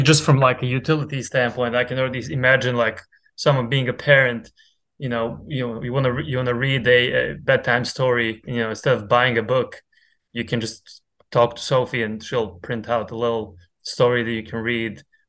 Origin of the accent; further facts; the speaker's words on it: Montenegro; moved away; I'm originally from Montenegro